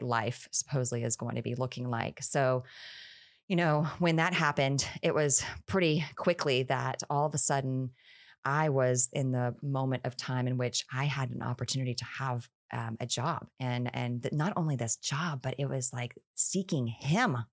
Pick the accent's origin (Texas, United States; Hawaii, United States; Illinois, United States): Texas, United States; Houston; moved away as an adult; now in Florida, United States; I, I born and raised in Houston, Texas